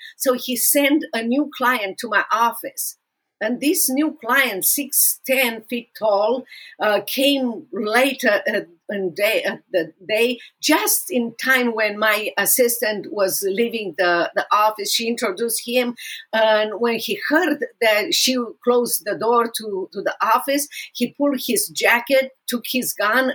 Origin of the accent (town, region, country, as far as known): Romania; English is a second language; moved away as an adult; also born or lived in Dallas, Texas; now in United States